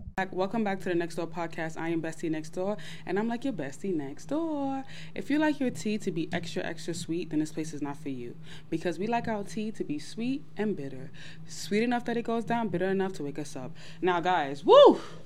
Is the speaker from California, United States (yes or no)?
no; New York City, New York, United States; I'm from Brooklyn.